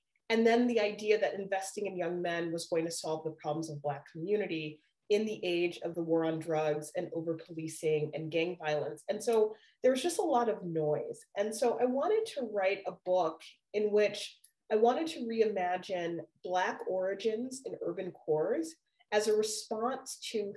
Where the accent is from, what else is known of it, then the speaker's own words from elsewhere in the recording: Chicago, Illinois, United States; moved away; growing up in Chicago in the 1980s